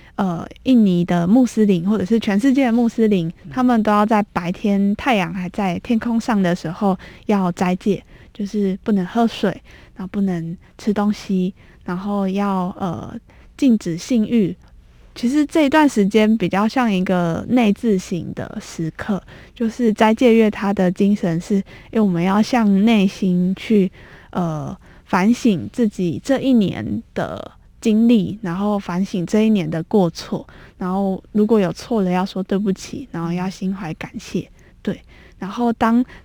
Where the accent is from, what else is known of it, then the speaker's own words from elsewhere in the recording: Tainan, Taiwan; now in Taipei, Taiwan; 平常我过年我也都会离开台北回嗯。我的家，台南